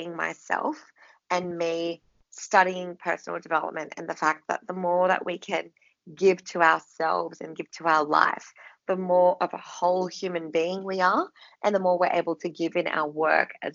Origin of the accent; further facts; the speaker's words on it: Philippines; moved away; I come from the Philippines